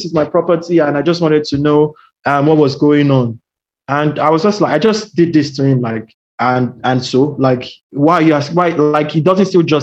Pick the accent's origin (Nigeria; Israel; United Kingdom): Nigeria; now in Australia; I'm Nigerian.